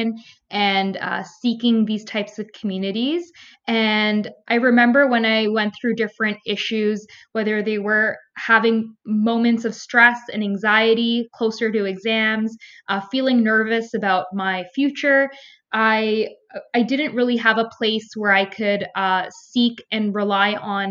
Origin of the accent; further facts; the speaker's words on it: Toronto, Ontario, Canada; I grew up in Toronto, Ontario, in a mixed racial community